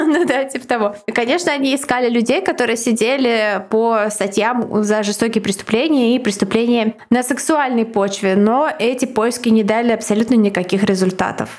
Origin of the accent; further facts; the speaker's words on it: Saint Petersburg, Russia; Я жила в соседнем доме с визовым центром на Марата